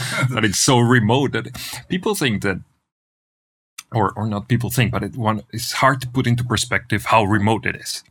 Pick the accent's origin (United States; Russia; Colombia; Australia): Colombia; Manizales, Caldas; moved away as an adult; now in Argentina; born and raised in Colombia, in, in a, in, in Manizales, Colombia, which is in the middle of the coffee region